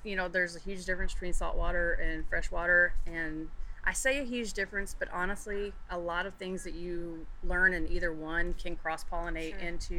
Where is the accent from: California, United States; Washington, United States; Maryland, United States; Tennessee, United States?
Tennessee, United States; moved away as an adult; now in Tampa, United States; I am from Tennessee, not far from where you and Dana live.